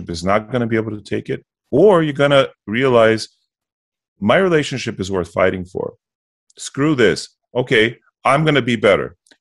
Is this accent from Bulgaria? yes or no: yes; Bulgaria; moved away; also born or lived in United States; I grew up in communism. I was born in the States, but my family moved us back to Bulgaria for a number of years. So I lived it